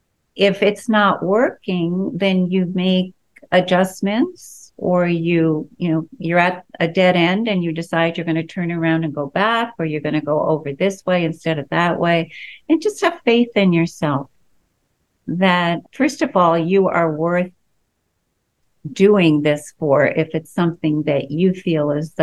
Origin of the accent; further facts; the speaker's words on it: East Coast, United States; also born or lived in Colorado; now in Washington, D.C., United States; And I'm from the East Coast originally, so I feel like I'm coming home.